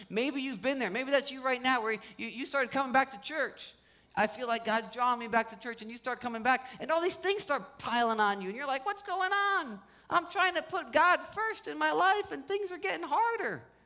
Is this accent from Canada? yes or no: no; New Jersey, United States; also born or lived in Los Angeles; I grew up in Jersey, spent some time in LA. When I first moved back to New Jersey